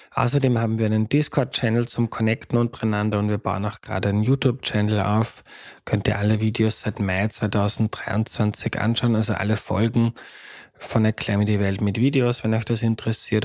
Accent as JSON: {"language": "German", "country": "Austria", "accent": "Austrian dialect"}